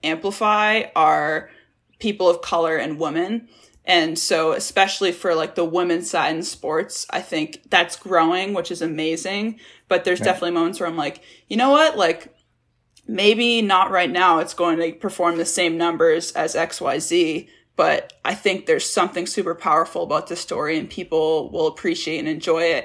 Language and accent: English; Massachusetts, United States; I grew up in Massachusetts